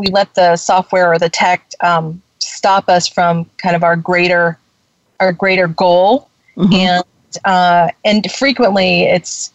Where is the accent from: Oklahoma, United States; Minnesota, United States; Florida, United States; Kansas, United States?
Florida, United States; I'm from Florida